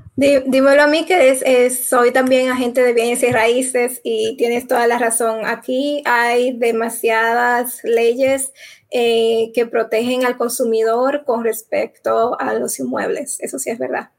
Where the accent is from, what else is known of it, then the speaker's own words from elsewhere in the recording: Dominican Republic; moved away; la República Dominicana, mi país, que ya hace eh, más de 15 años que no vivo allá